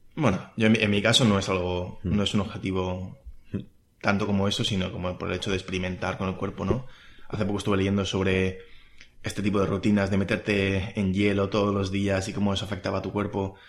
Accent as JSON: {"language": "Spanish", "country": "Spain", "said": "los que somos españoles"}